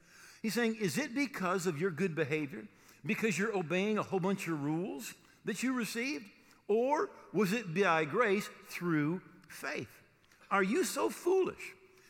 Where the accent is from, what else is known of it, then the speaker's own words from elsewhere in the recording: Granville, United States; when I was growing up, I grew up here in Granville, right across the street, Jeff Blake lived.